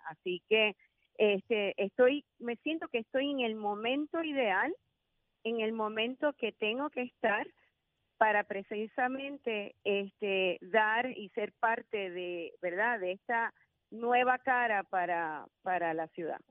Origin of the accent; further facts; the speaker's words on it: San Juan, Puerto Rico; soy sanjuanera de pura cepa, nacida y criada en San Juan